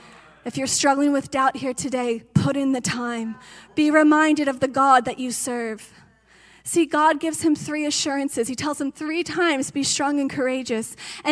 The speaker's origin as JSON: {"language": "English", "region": "Georgia", "country": "United States", "said": "I came from Georgia. Do you know what you can spend to buy a 5-bedroom house in Georgia?"}